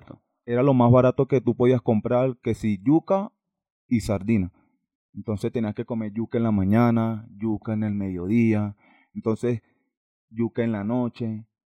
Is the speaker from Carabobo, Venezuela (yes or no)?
yes; Valencia, Carabobo, Venezuela; moved away as an adult; now in Bogotá, Colombia; yo soy de Valencia.